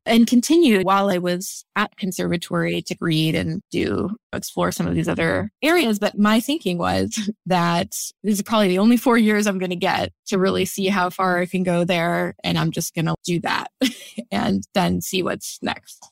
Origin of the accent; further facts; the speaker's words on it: St. Louis, Missouri, United States; I grew up in Saint Louis, Missouri